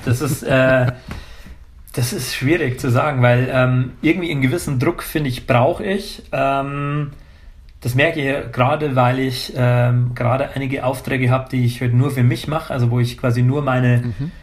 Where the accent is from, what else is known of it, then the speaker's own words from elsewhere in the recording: Pfarrkirchen, Bavaria, Germany; in der Heimat, also in Pfarrkirchen, Niederbayern, also Rottal Inn, der Landkreis, wo ich herkomme